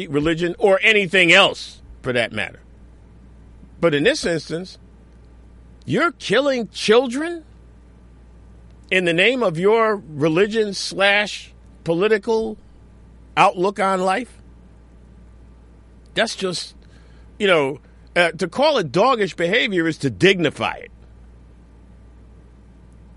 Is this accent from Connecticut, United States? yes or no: yes; Newtown, Connecticut, United States; now in New York City, United States; I grew up in Newtown, Connecticut